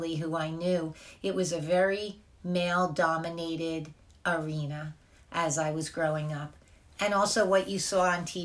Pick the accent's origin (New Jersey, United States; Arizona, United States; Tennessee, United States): New Jersey, United States; I am from New Jersey, and I've lived here most of my life.